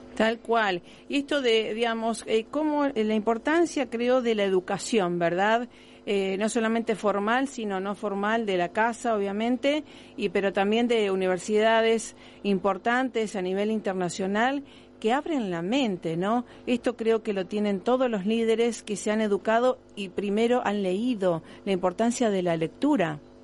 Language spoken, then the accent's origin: Spanish; Rosario, Santa Fe, Argentina; nos llena de orgullo como rosarinos, no importa en qué lugar estemos del mundo